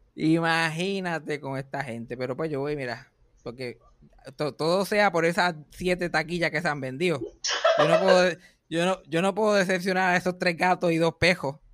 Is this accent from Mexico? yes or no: no; Puerto Rico